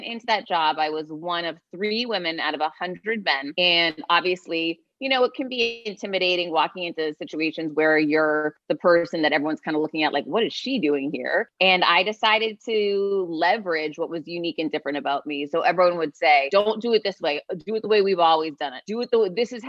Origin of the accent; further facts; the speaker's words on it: Worcester, Massachusetts, United States; now in Miami, United States; I'm from Worcester, Massachusetts, originally. Now I live in Miami, Florida